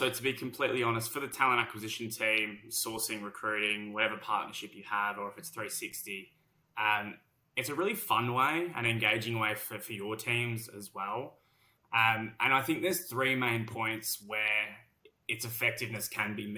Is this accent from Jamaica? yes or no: no; Australia; accent: heavy Australian; moved away as an adult; now in London, United Kingdom; Despite my heavy Australian accent